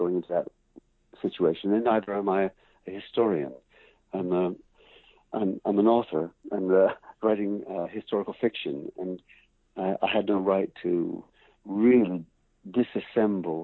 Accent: Canada; as an English Canadian

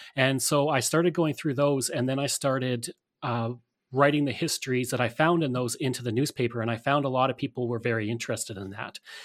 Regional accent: Alberta, Canada; growing up in Alberta, we had a very Western-centric history

